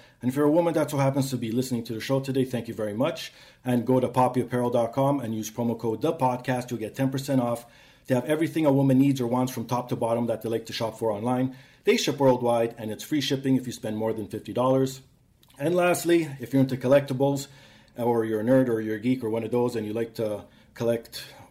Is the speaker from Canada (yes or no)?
yes; Canada; I'm a Canadian.